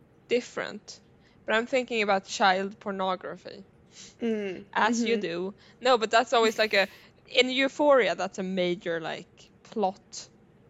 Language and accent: English; Karlstad, Värmland, Sweden; moved away; my hometown in Sweden, Karlstad